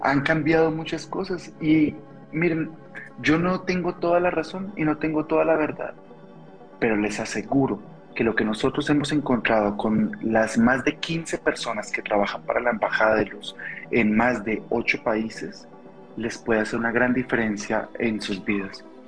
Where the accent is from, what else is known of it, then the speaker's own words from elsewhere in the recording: Colombia; now in Mexico; soy colombiano, vivo en México